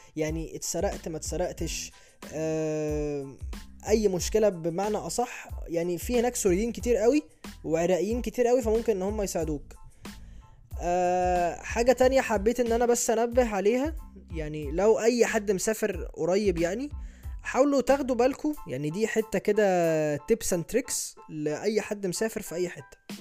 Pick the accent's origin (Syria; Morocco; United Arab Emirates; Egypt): Egypt; عندنا في مصر